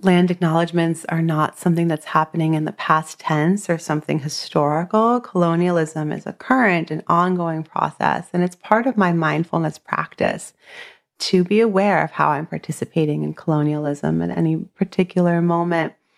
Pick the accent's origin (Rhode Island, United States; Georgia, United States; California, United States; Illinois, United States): California, United States; Southern; moved away as an adult; now in Dorset, United States; I was raised in Southern California on Tongva land